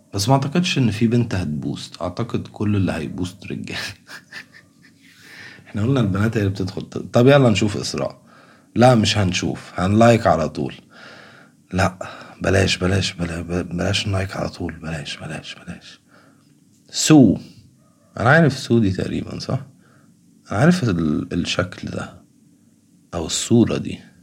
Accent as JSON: {"language": "Arabic", "country": "Egypt", "said": "كمصريين وكعرب"}